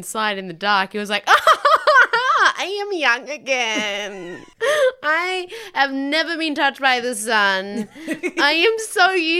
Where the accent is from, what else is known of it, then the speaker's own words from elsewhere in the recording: Tasmania, Australia; I grew up in Tasmania.